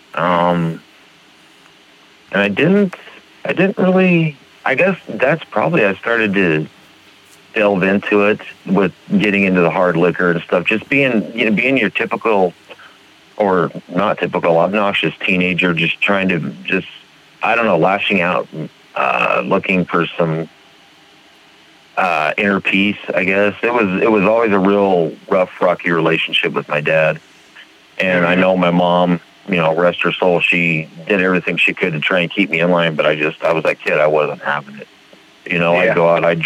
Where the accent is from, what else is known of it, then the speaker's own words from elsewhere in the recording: Alamogordo, New Mexico, United States; now in Billings, United States; Originally, I'm from Alamogordo, New Mexico, but I reside now in Billings, Montana